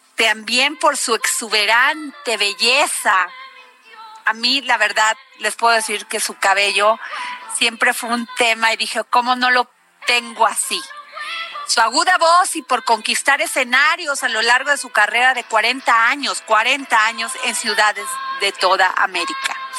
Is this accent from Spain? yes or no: no; Veracruz, Mexico; en Veracruz, de donde yo soy